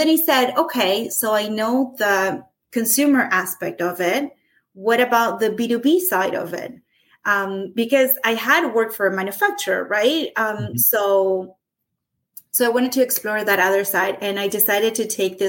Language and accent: English; Argentina; moved away as an adult; now in Canada; I'm from Argentina. I immigrated into Canada in 2008.